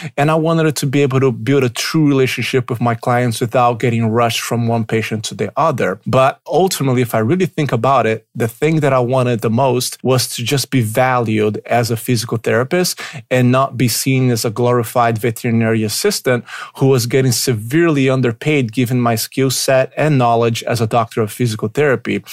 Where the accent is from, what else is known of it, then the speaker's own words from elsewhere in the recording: Brazil; English is a second language; moved away as an adult; also born or lived in Pittsburgh, United States; now in Chicago, United States; I was born in Brazil. I lived there for the first twenty years of my life before I moved to the United States in two thousand and five